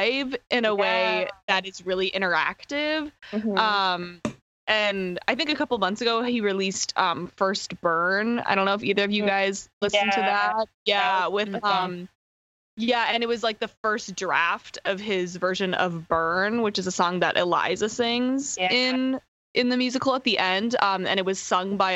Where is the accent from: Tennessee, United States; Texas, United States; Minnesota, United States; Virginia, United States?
Minnesota, United States; Minneapolis; also born or lived in Northfield, Minnesota; I'm from Minneapolis